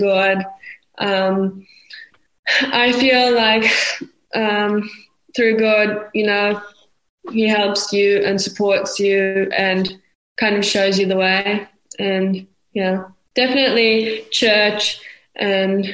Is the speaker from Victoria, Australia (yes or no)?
yes; Melbourne, Victoria, Australia; now in Dunedin, New Zealand; I was born in Melbourne, Australia